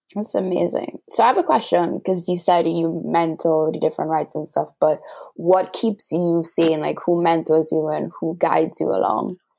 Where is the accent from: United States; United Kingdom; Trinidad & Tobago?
Trinidad & Tobago; I'm from Trinidad and Tobago by my accent